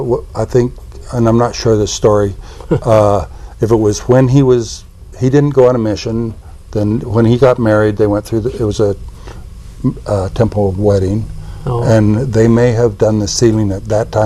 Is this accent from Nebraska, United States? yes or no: no; Salt Lake City, Utah, United States; Well, I was born here in Salt Lake.